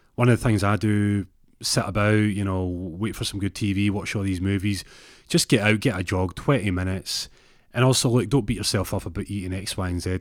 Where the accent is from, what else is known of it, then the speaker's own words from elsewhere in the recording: Glasgow, Scotland, United Kingdom; I say it with a Z 'cause I'm from Glasgow